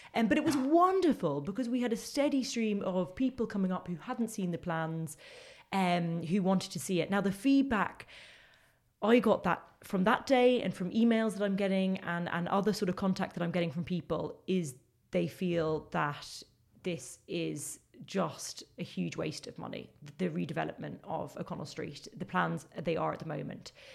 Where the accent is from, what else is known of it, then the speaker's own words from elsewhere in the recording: London, United Kingdom; now in Limerick, Ireland; as people can probably tell by my accent, that's where I grew, it's not a thick Limerick accent. I, I grew up in Crookerwood in, in northwest London.